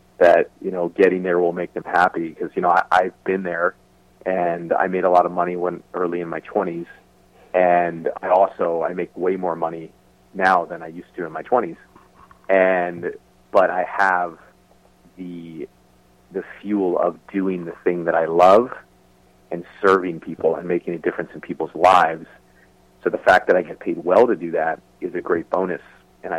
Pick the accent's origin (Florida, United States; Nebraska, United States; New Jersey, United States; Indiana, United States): New Jersey, United States; moved away; also born or lived in San Diego / Los Angeles; I was a kid from New Jersey